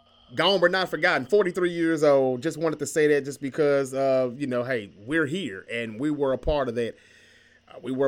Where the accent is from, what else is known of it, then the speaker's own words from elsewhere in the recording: Memphis, Tennessee, United States; We're from the Memphis area